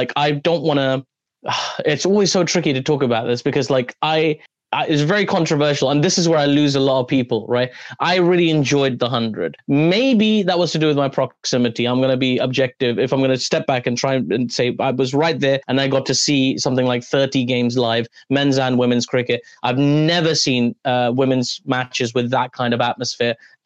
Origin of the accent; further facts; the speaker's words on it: London, United Kingdom; I'm from London.